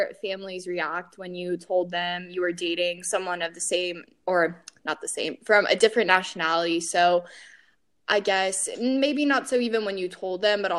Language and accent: English; Atlanta, Georgia, United States; I was born in Atlanta. So born and raised here.